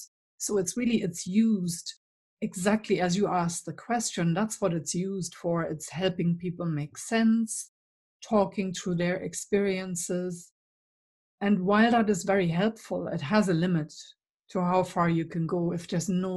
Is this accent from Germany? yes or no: yes; East Germany, Germany; accent: German; English is a second language; moved away as an adult; you will have picked up my accent. So I'm German originally. And in fact, I grew up behind the wall.